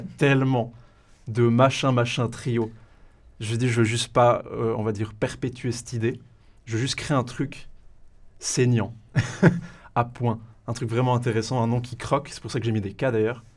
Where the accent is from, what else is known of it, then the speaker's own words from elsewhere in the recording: Valais, Switzerland; je suis valaisan pure souche, origine de la raclette